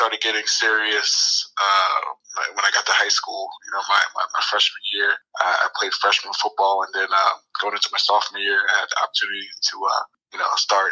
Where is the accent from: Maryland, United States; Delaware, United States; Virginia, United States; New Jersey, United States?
New Jersey, United States; also born or lived in Pittsburgh area, Pennsylvania; I was actually born out in the Pittsburgh area, and then my dad got relocated to South Jersey when I was about 1 year old. So all I remember growing up is growing up in South Jersey